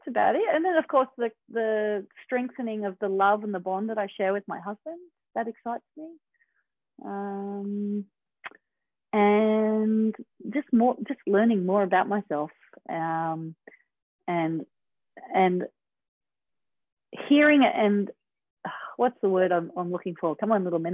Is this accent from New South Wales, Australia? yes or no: yes; Manly, New South Wales, Australia; growing up in Manly